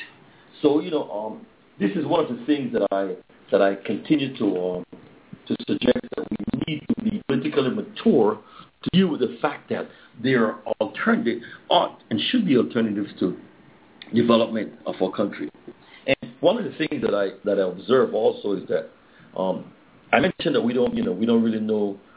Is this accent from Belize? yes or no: yes; Belize; now in United States; to be on the ground here in the motherland